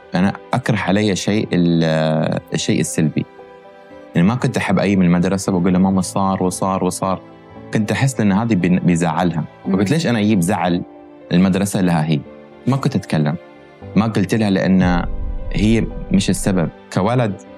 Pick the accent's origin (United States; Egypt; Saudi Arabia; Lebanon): United States; born or raised there; moved away as an adult; also born or lived in Kuwait; now in Dubai, United Arab Emirates